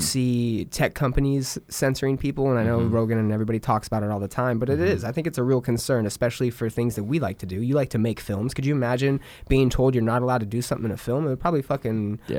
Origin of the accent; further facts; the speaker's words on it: Southern California, United States; moved away; So that's where I'm from. I'm from Southern California. Cool. Not San Francisco, but San Diego. Mm-hmm. I'm like 2 hours north of San Diego, 2 hours east of LA. So I'm like in a nice little triangle.